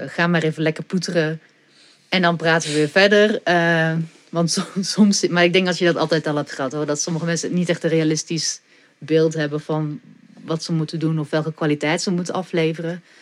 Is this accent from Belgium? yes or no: yes; Ghent, Flanders, Belgium; now in Netherlands; Gent, ja, zeker. Ja, geboren en getogen.